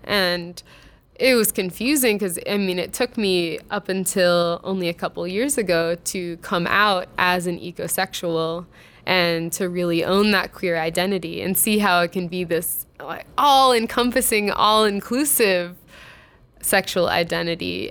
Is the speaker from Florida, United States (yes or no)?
yes; Jupiter, Florida, United States; now in Minneapolis, United States; I grew up in Jupiter. Florida.